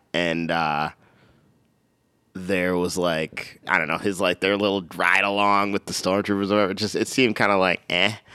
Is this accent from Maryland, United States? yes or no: no; Minnesota, United States; moved away; also born or lived in Michigan; I'm from Minnesota, I went to Michigan